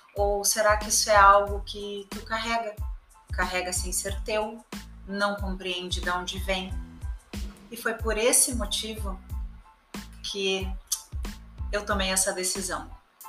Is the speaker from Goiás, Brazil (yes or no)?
no; Rio Grande do Sul, Brazil; moved away; also born or lived in São Paulo; eu sou gaúcha, morava em São Paulo